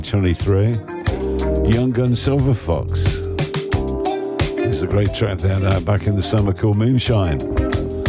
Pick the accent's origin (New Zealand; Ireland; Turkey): Ireland; Being Irish